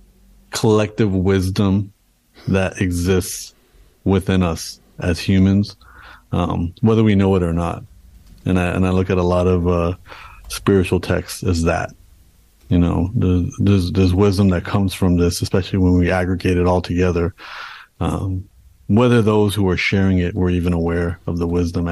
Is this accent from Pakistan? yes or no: no; Canada; being born and raised in Canada, my parents came to Canada and then I was born in Canada